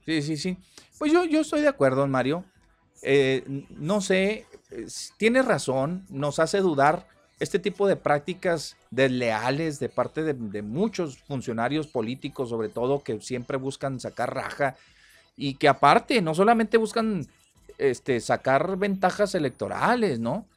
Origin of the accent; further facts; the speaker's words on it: Mexico; somos los mexicanos